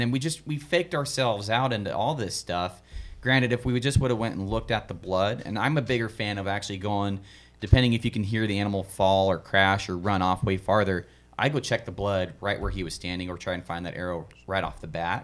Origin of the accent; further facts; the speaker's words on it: the East, United States; I'm a hunter from East